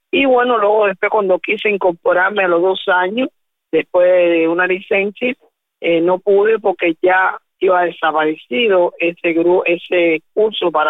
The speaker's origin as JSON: {"language": "Spanish", "town": "Jovellanos", "region": "Matanzas", "country": "Cuba", "tie": "born there", "moved": "yes", "lives_now": "Havana, Cuba", "said": "Quiero decir que yo soy nacida en Jogoyano Matanza, y me traslado para acá, para La Habana, a vivir en el 1984."}